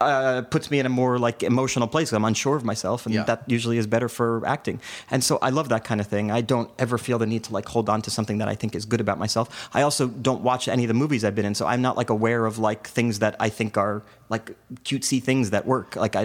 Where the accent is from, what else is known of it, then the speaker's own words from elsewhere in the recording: New York, United States; also born or lived in New Jersey; I grew up in New York and New Jersey.